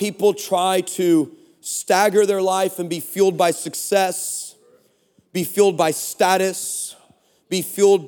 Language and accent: English; Texas, United States; we're from Texas